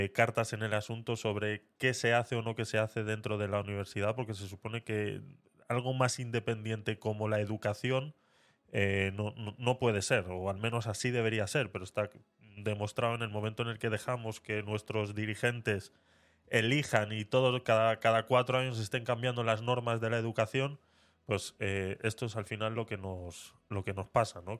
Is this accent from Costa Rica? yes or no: no; Vitoria-Gasteiz, Basque Country, Spain; yo soy de Vitoria